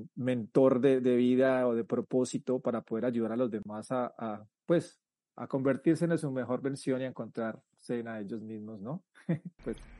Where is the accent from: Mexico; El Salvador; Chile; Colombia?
Colombia; moved away as an adult; now in United States; soy colombiano y, en el, y cuando tenía 19 años decidí o por situaciones de la vida decidí emigrar a los Estados Unidos